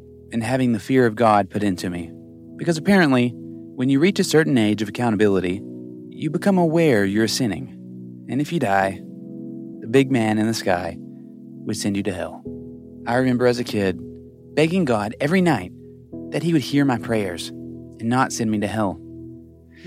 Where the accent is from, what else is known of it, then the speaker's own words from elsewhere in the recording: the Bible Belt, United States; growing up in the Bible Belt